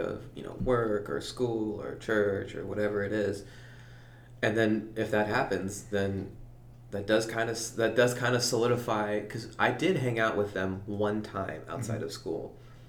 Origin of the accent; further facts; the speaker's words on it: United States; growing up in Leah, where it's like safe